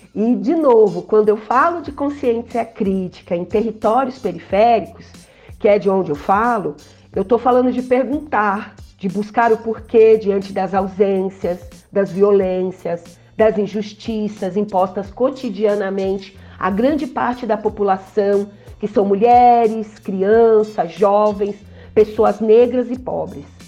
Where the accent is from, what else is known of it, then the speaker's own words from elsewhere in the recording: São Paulo, Brazil; now in Embu das Artes, Brazil; tenho uma atuação comunitária no Jardim São Luís, extremo sul de São Paulo, lugar onde eu cresci